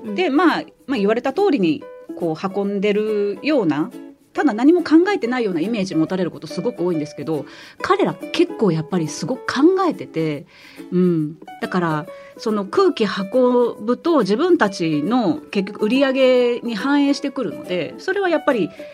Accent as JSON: {"language": "Japanese", "region": "Osaka", "country": "Japan", "tie": "born or raised there", "accent": "Kansai-ben", "said": "私関西出身なんで"}